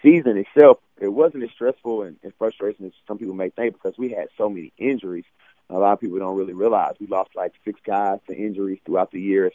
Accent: Nashville, Tennessee, United States; I'm from Nashville. My family's here.

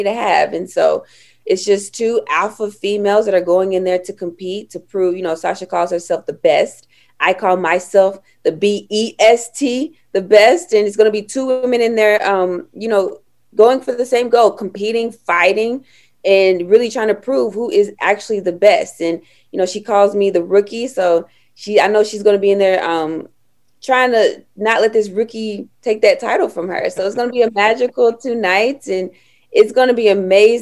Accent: Knoxville, Tennessee, United States; I was born and raised in Knoxville, Tennessee

